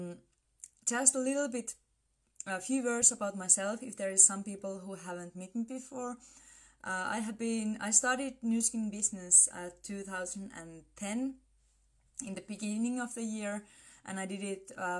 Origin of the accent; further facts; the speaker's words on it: Finland; I come from Finland.